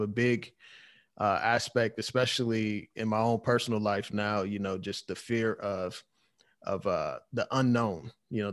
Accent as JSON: {"language": "English", "town": "Oklahoma City", "region": "Oklahoma", "country": "United States", "said": "I'm from Oklahoma City"}